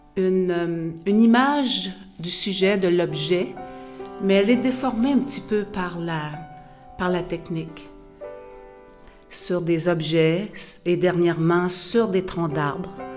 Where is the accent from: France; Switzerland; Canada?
Canada; Gaspésie, Quebec; now in New Brunswick, Canada; J'habite au Nouveau-Brunswick depuis une trentaine d'années, mais je suis originaire de la Gaspésie.